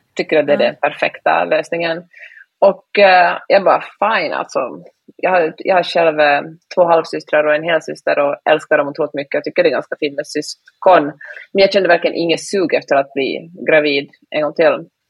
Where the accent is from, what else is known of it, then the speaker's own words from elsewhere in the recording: Finland; first language Swedish; jag är ju finlandssvensk, så svenska är mitt första språk.